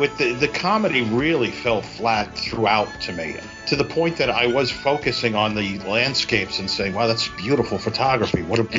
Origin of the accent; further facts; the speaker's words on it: New York City, New York, United States; growing up in Brooklyn at the time, I remember this vividly.